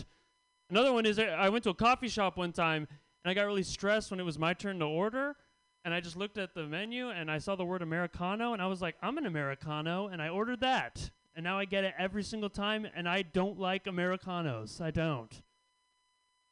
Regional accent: Bay Area, California, United States; I grew up in the Bay Area

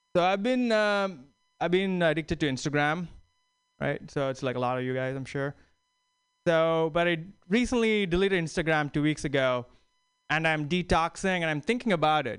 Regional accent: New York City, New York, United States; I'm from New York City

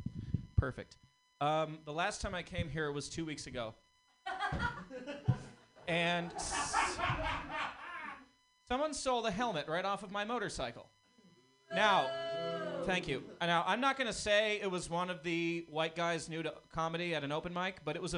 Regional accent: Massachusetts, United States; now in San Francisco, United States; I'm from Massachusetts.

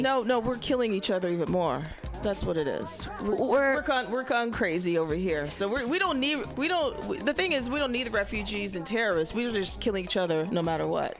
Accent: Middle America, Midwest, United States; I'm from Middle America

